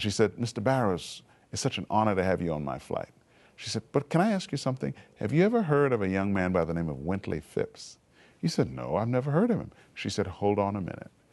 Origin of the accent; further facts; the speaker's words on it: Montreal, Quebec, Canada; also born or lived in Trinidad; I was growing up in Montreal, Canada. I was actually born in Trinidad and uh, when I was 10 years old, we moved to Canada.